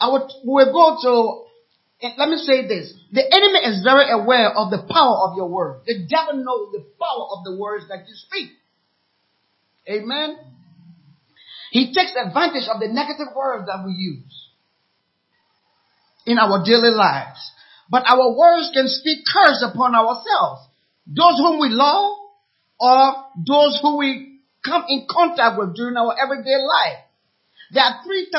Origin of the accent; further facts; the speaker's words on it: Liberia; also born or lived in Ghana; now in United States; I'm from Liberia anyway, a war-torn country